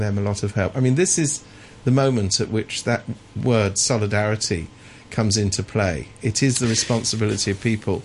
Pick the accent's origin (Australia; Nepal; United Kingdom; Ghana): United Kingdom; England; I was brought up in England